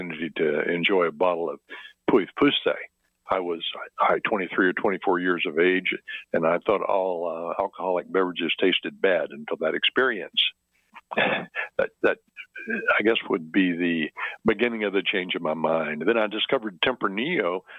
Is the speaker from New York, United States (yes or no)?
no; western Kentucky, United States; also born or lived in Michigan; now in Oregon, United States; I was born in Michigan. My parents then moved to a farm in the extreme western part of Kentucky, right on the Illinois-Missouri border. And we grew up with row crops